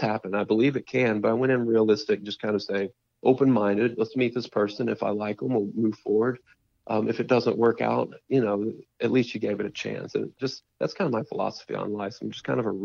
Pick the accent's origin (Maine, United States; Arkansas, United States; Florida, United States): Arkansas, United States; I'm from Arkansas, and so is Raven. We're actually from two small towns in Arkansas